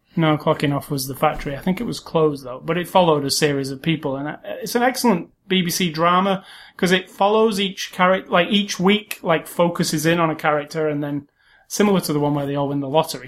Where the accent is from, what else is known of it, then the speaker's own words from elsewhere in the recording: United Kingdom; being British